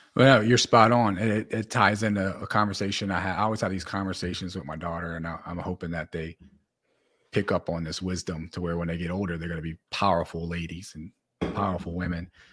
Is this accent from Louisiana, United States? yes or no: yes; New Orleans, Louisiana, United States; I come from New Orleans